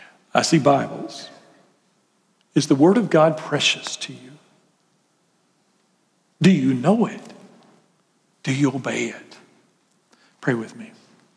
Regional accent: Graham, United States; And so you couldn't just go down and Graham. I grew up in Graham.

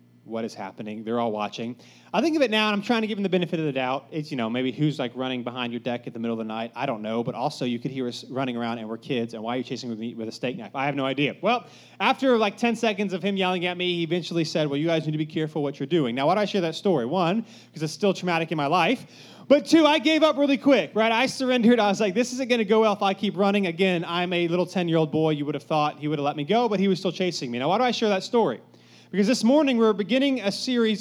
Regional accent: Cary, North Carolina, United States; I grew up in Cary, so just, you know, if you know anything about Cary, nothing bad ever happens in Cary

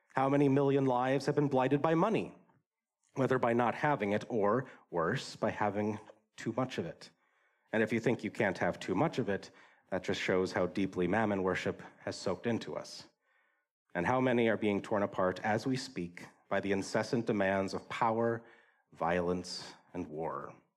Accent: Wisconsin, United States; I grew up in Wisconsin

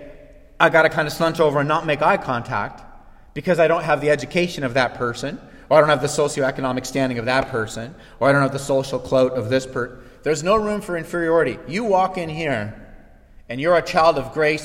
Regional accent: Canada; as Canadian citizens

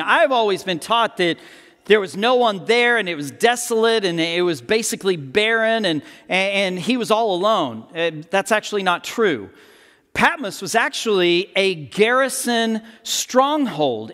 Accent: United States; as modern Americans

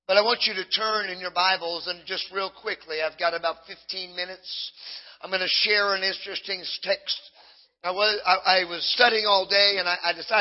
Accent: Southern California, United States; I grew up in Southern California

